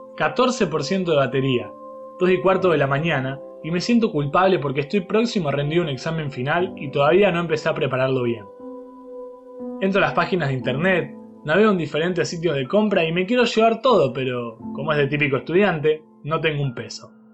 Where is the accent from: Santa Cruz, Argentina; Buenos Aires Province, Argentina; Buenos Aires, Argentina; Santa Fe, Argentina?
Santa Fe, Argentina; Pavón Arriba; Ahí es donde crecí, donde aprendí valores